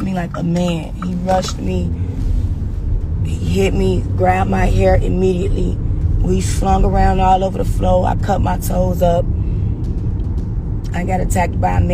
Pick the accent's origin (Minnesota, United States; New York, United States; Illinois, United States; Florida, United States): Illinois, United States; Chicago; I'm from Chicago